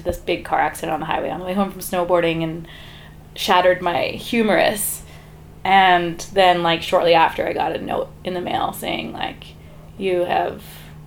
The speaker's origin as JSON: {"language": "English", "town": "Calgary", "region": "Alberta", "country": "Canada", "tie": "born or raised there", "also_born_or_lived": "Vancouver / Whistler", "moved": "as an adult", "said": "I grew up in Calgary"}